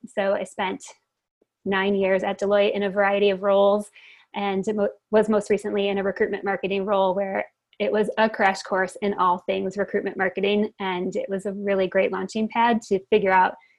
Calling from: Bend, Oregon, United States; I'm calling from beautiful Bend, Oregon, in the mountains.

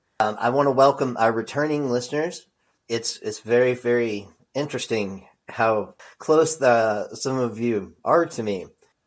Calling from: Fort Worth, Texas, United States; I come to you from Fort Worth, Texas.

